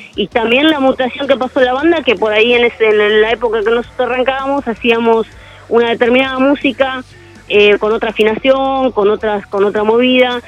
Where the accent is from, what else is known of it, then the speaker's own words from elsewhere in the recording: José C. Paz, Buenos Aires Province, Argentina; Nosotros somos de José Paz, eh, acá en el noreste de Buenos Aires